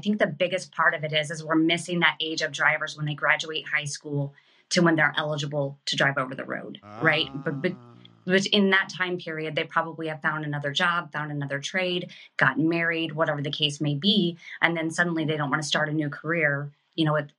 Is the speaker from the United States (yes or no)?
yes; Kansas City, United States; now in New Jersey, United States; Kansas City.